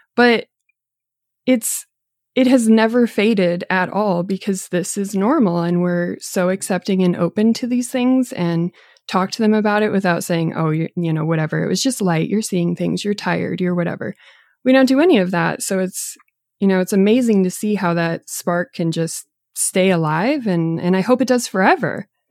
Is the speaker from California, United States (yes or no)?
no; Boulder County, Colorado, United States; But growing up in Boulder County